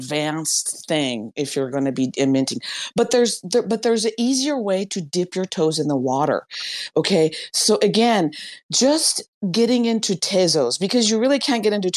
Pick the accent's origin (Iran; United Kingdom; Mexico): Iran; I'm from Iran